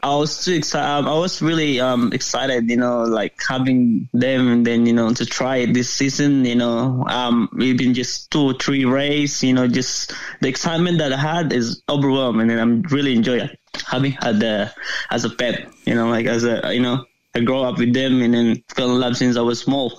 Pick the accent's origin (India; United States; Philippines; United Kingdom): Philippines; now in Australia; I'm originally from the Philippines